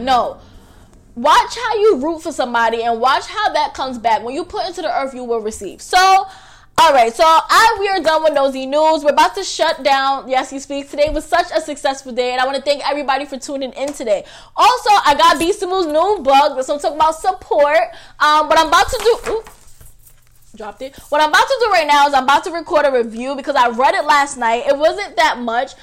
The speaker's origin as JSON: {"language": "English", "town": "New York City", "region": "New York", "country": "United States", "said": "I'm from Staten Island"}